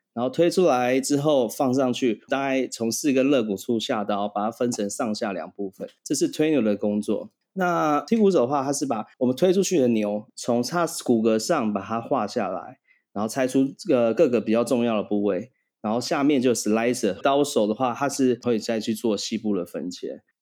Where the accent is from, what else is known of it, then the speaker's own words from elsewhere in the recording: Taiwan; also born or lived in Thailand; 我算台湾人，但是我不是在台湾出生，我在泰国出生的